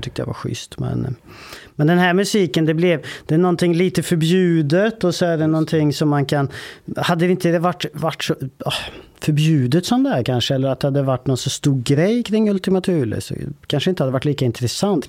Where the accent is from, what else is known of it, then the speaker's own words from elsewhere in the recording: Vålberg, Värmland, Sweden; ort som heter Vålberg. Ganska liten ort, 3000 invånare kanske. Där växte jag upp